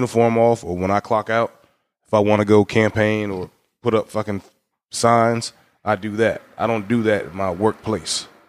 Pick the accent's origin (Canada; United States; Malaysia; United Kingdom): United States; we as Americans, being an American is actually a privilege